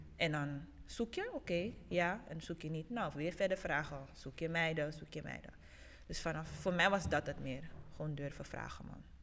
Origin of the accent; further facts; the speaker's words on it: Suriname; now in Netherlands; Ik kom uit Suriname